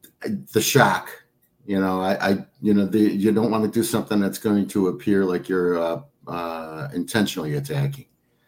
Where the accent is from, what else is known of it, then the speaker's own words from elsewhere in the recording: Trenton, Michigan, United States; moved away as an adult; also born or lived in South Rockwood, Michigan; now in Superior, United States; I grew up in Trenton, Michigan.